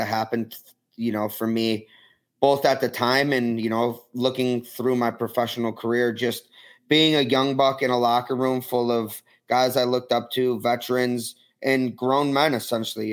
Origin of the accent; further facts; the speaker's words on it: Rochester, New York, United States; also born or lived in Philadelphia; I went to every Nighthawks game growing up. I was a season ticket